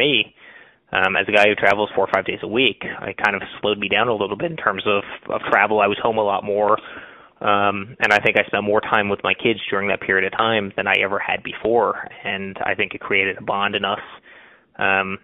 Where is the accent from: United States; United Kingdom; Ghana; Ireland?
United States; individual freedoms that we have as American